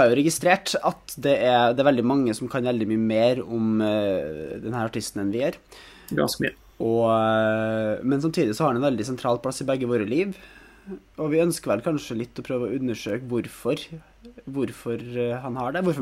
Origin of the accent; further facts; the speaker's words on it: Trøndelag, Norway; Det er sant. Jeg er trønder.